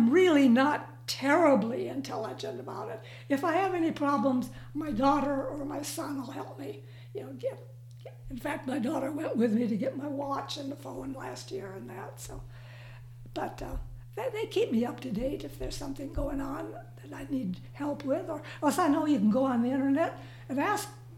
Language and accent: English; Minnesota, United States; moved away; my little town of about 900 that I grew up in Minnesota